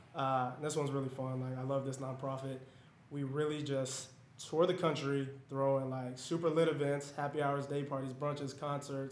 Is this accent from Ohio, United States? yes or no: no; Denver, Colorado, United States; moved away as an adult; also born or lived in Atlanta, Georgia; where I'm from Denver, Colorado